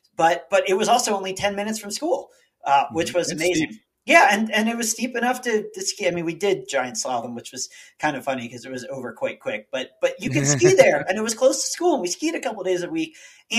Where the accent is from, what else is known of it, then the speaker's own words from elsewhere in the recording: East Coast, United States; And I'm glad I was from the East Coast and went to Penn State, but this was kind of a different animal.